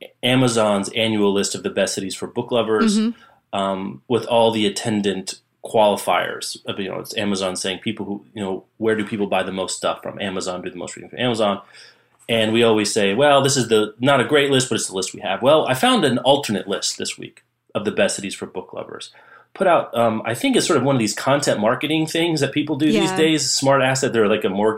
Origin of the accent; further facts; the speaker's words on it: Lawrence, United States; Lawrence, my hometown